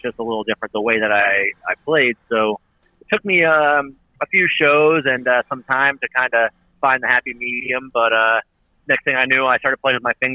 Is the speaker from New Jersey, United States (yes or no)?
yes; New Jersey, United States; also born or lived in Pennsylvania / Philadelphia; I grew up in Jersey, and my mom's side of the family actually moved to Pennsylvania, so I kind of was split between the two